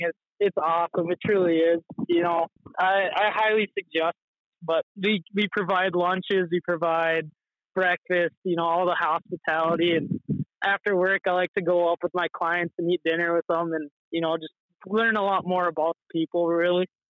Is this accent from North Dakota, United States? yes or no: yes; Devils Lake, North Dakota, United States; growing up on Devil's Lake as a North Dakota